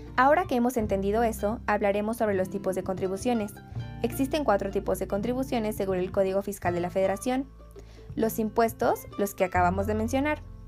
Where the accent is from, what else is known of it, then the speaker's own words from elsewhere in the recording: Mexico; Como mexicanos